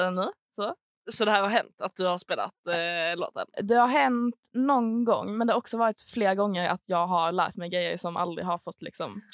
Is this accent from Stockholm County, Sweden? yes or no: no; Malmö, Skåne, Sweden; kommer från Malmö